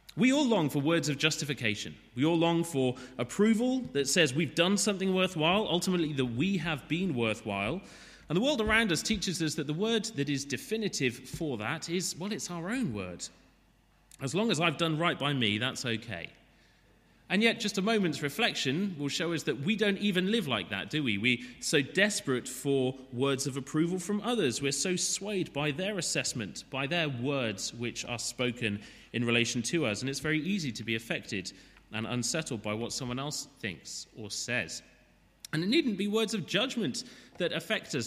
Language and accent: English; Wales, United Kingdom; As a Welshman